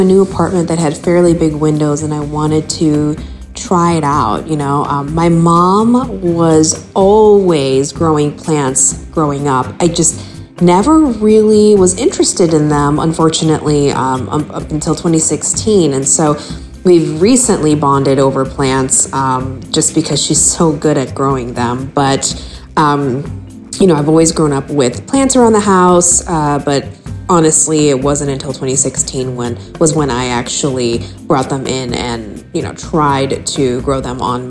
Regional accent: Orlando, Florida, United States; I am from Orlando, Florida.

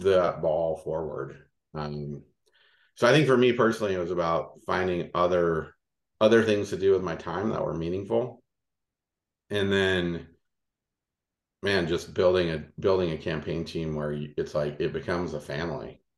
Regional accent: Louisiana, United States; moved away; the dirt road I grew up on in Louisiana

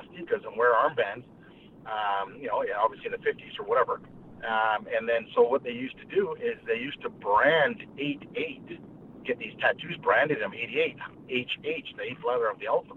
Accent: Western Canada, Canada; also born or lived in Washington, D.C., United States; I grew up in Western Canada.

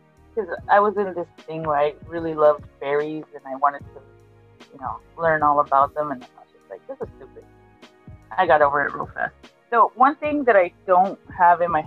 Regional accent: Argentina; moved away; I'm from Argentina

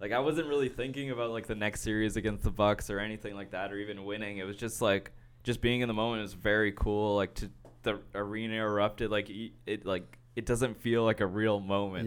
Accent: Brampton, Ontario, Canada; I grew up in Brampton, we would kinda go downtown to the city

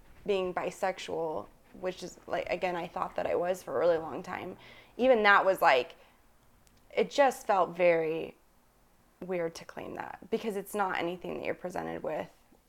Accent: Vernal, Utah, United States; born there; I was born in Vernal, Utah. So like right in the heart of Mormon culture.

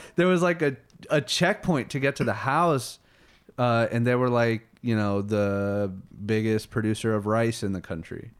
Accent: Colorado Springs, Colorado, United States; also born or lived in Houston, Texas; Born in Houston, uh, moved to Colorado Springs when I was six years old

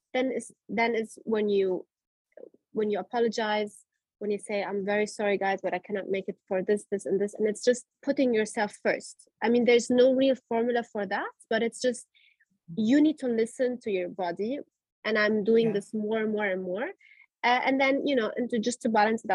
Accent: Germany; I grew up in Germany

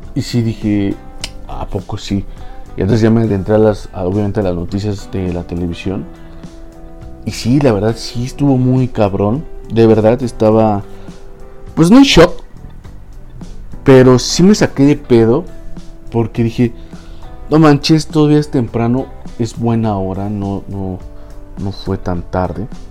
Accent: Mexico; aquí en, en mi país

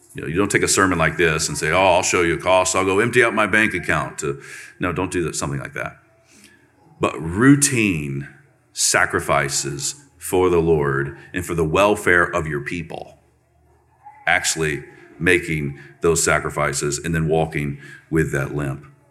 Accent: Central Florida, United States; I'm from Florida, Central Florida, real Florida.

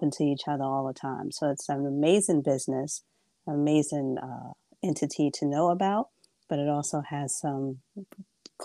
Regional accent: New York City, New York, United States; also born or lived in Bronx; I am Brooklyn, born and raised. I am a Brooklyn girl

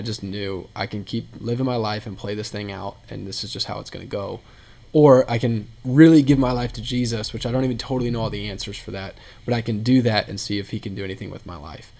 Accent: Indianapolis, Indiana, United States; moved away; also born or lived in Texas; I'm from Indianapolis, was in Texas for a while, moved back to Indianapolis in May of 2016

